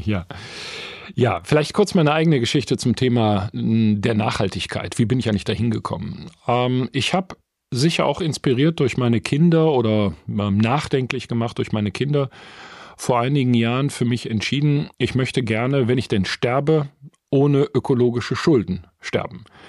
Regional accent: Essen, North Rhine-Westphalia, Germany; Ich bin 1968 im Essen und Norden geboren, tatsächlich in einem Bergarbeitermilieu

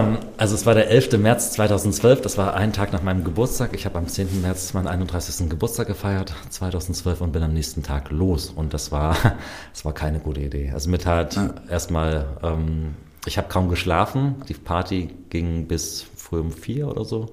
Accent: Germany; wo kommst du her? Deutschland

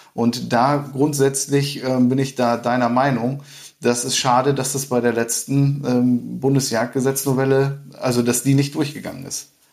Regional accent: Emsland, Lower Saxony, Germany; Emsland, meine Heimat

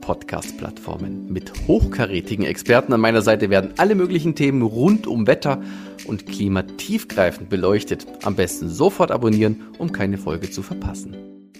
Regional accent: Germany; bei uns in Deutschland

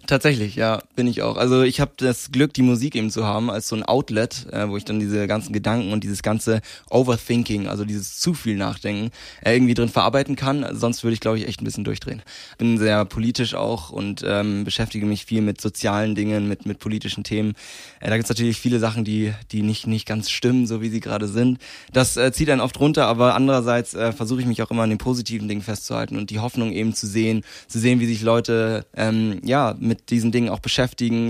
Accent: Landsberg am Lech, Bavaria, Germany; bis ich 15 war, ähm, habe ich in Issing gewohnt. Das ist nochmal ein ganz, ganz kleines Dorf in der Nähe von Landsberg.

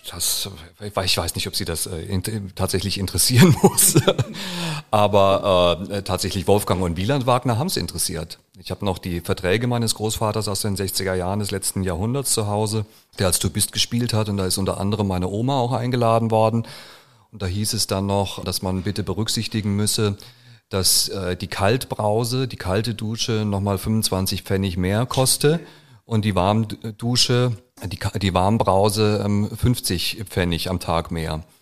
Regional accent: Munich, Bavaria, Germany; Und ich als Münchner darf das sagen.

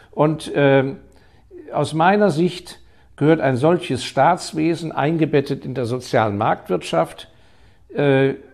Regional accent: Hong Kong; Ich hatte das große Glück, dass ich in meiner Jugend ja in Hongkong aufgewachsen bin, weil mein Vater da auf Posten war.

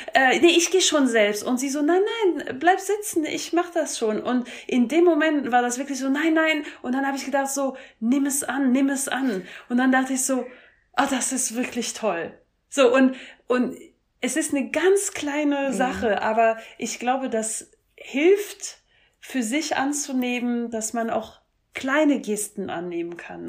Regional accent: France; moved away; ich komme ursprünglich aus Frankreich

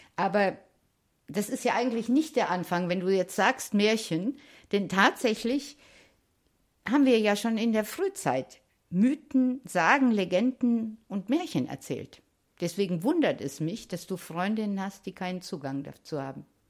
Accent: Hesse, Germany; ich bin ja auch äh, in Hessen geboren

